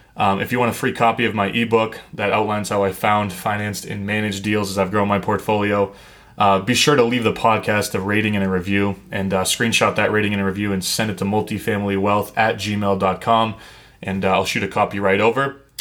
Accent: New England, United States; I grew up in New England

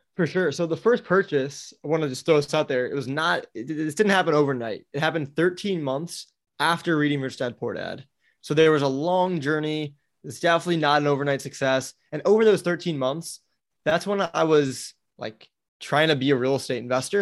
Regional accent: Milwaukee, Wisconsin, United States; moved away as an adult; also born or lived in Florida; I grew up in Milwaukee, Wisconsin

